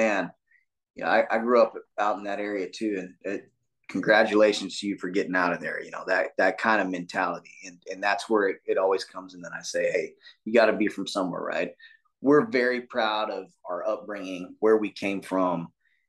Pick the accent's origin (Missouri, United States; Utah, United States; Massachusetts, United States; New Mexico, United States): New Mexico, United States; Portales; moved away; also born or lived in San Antonio, Texas; We grew up in a town, Portales, New Mexico.